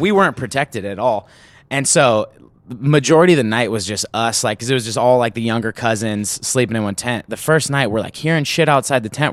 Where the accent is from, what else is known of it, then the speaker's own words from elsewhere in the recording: Sacramento, California, United States; I grew up in Sacramento